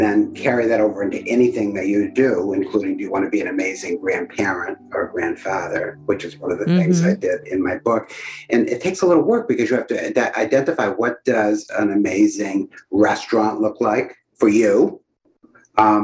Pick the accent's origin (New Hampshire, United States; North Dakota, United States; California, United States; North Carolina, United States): New Hampshire, United States; I'm from New Hampshire.